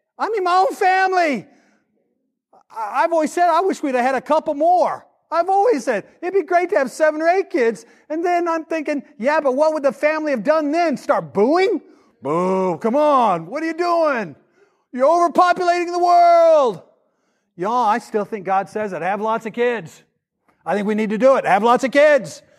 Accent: the South, United States; we're from the South. We're from a gun culture

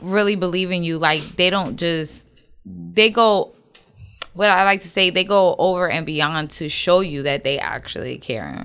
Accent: the North, United States; accent: northern; now in Houston, United States; my northern accent

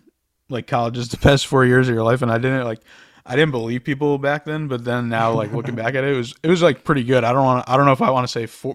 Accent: Connecticut, United States; So I'm from Connecticut.

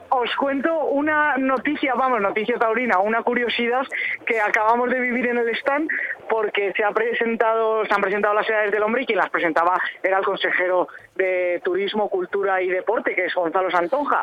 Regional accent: Castile and León, Spain

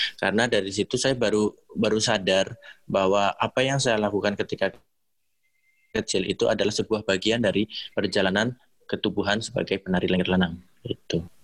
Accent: Banyumas, Central Java, Indonesia; also born or lived in Surakarta; tarian daerah saya sendiri, yaitu Banyumas

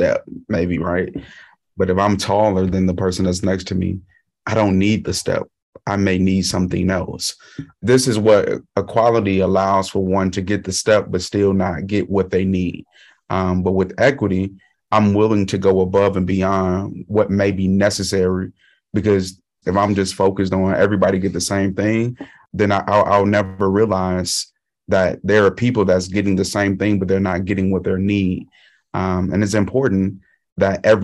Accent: Chicago, Illinois, United States; moved away as an adult; now in Iowa City, United States; I'm originally from Chicago

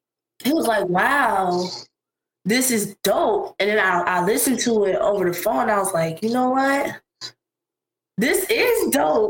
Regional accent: West Palm Beach, Florida, United States; also born or lived in Tallahassee, Florida; I was born in Tallahassee, Florida, but I've lived in West Palm basically my whole life. At the age of 2, I was pretty much here.

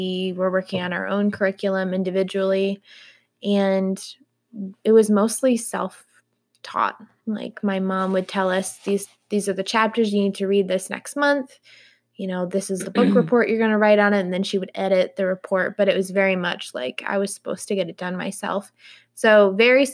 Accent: Howard, New York, United States; I grew up in Little Howard, New York

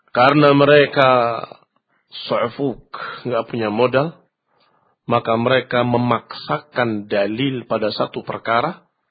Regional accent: Indonesia; kita dari Indonesia

